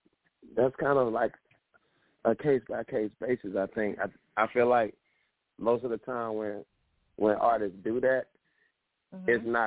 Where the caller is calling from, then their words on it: Atlanta, Georgia, United States; I'm calling from Atlanta.